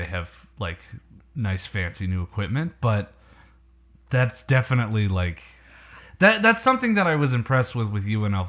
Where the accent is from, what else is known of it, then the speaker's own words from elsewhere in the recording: Canada; I'm Canadian